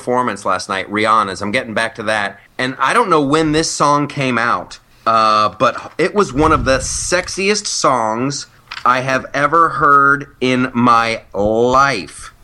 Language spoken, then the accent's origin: English; United States; I'm American.